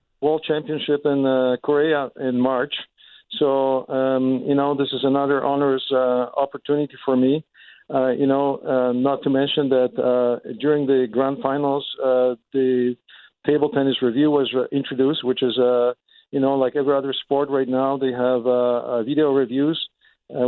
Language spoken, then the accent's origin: English; Poland; moved away as an adult; also born or lived in Germany; now in Winnipeg, Canada; I'm originally from Poland